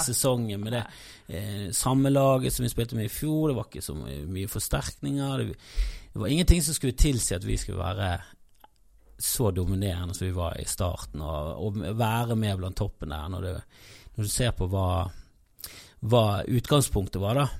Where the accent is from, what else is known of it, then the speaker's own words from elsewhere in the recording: Bergen, Vestland, Norway; både som bergenser